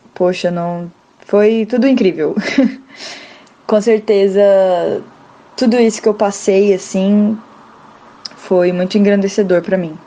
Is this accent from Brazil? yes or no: yes; Rondônia, Brazil; eu sou de Rondônia